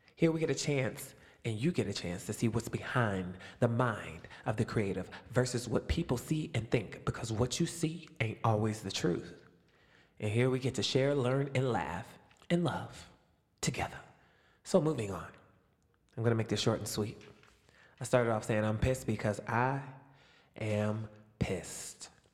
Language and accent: English; Youngstown, Ohio, United States; also born or lived in Springboro, Ohio; I'm in Springboro, Ohio, which is almost four hours away from my hometown, Youngstown